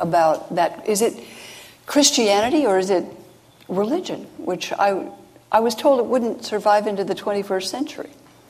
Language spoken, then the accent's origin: English; California, United States; growing up in California, and my family wasn't particularly religious.